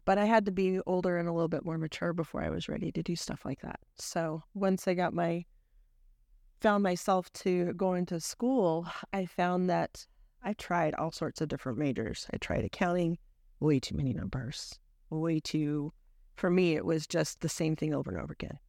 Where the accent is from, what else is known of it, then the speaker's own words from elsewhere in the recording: Idaho Falls, Idaho, United States; growing up in I, in Idaho was really quite fun. Um, we lived just outside of Idaho Falls